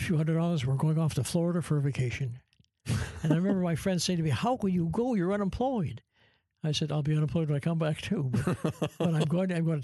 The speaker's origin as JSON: {"language": "English", "country": "Canada", "also_born_or_lived": "Toronto", "moved": "as an adult", "said": "I'm from Canada"}